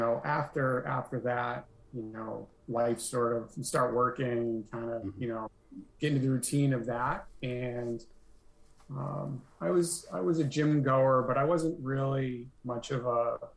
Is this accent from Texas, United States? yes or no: no; Nashua, New Hampshire, United States; also born or lived in Burlington, Vermont; now in Grafton, United States; my hometown of Nashua, New Hampshire